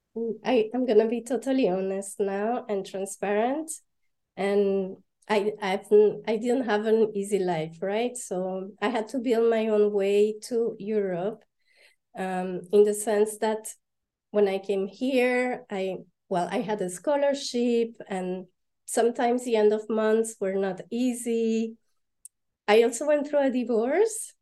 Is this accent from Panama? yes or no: yes; Panama; moved away as an adult; also born or lived in Paris, France / London, United Kingdom; now in Belgium; I was born and raised in Panama, and my dad is French and my mom is Panamanian.